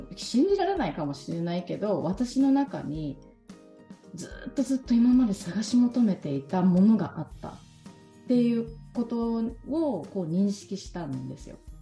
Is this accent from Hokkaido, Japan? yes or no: no; Ehime, Japan; moved away as an adult; now in Kagawa, Japan; もともとは、地元、地元というか、生まれは愛媛県